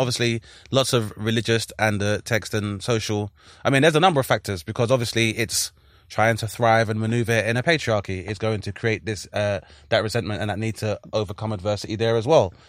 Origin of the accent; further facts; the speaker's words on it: London, United Kingdom; we're from South London